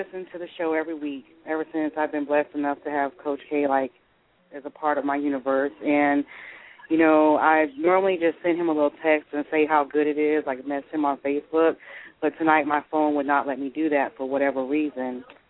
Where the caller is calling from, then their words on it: Tallahassee, Florida, United States; I'm calling from Tallahassee, Florida.